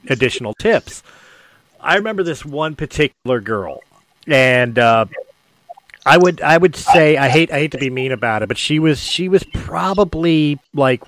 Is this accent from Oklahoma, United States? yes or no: no; Philadelphia, Pennsylvania, United States; I'm from Philadelphia